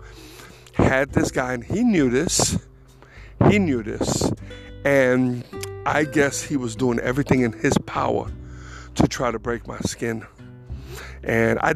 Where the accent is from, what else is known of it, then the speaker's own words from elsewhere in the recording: New York City, New York, United States; moved away as an adult; now in North Carolina, United States; I was born and raised in the Bronx, so was Angel, but it was time to go